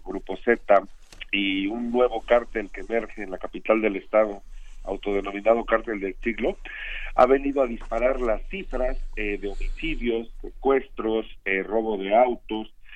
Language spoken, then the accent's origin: Spanish; Veracruz, Mexico; somos los, los veracruzanos, ¿no? Quienes habitamos en esta entidad